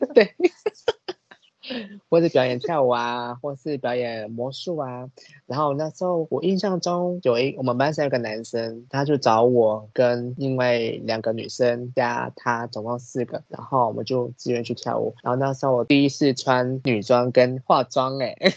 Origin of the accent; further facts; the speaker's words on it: Hualien County, Taiwan; 我住在花莲，然后P N P的学校，那我们是原住民学校